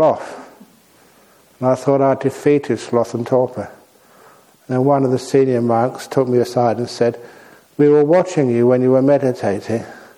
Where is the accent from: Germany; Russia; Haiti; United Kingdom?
United Kingdom; London; moved away as an adult; also born or lived in Thailand; I was born in London.